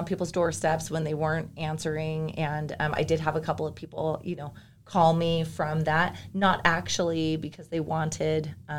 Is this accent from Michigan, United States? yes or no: no; Bay Area, Northern California, United States; moved away as an adult; now in Utah, United States; Yes, I am originally a Californian. I was born and raised there. And I grew up in Northern California. I moved from the Bay Area to Utah in 2015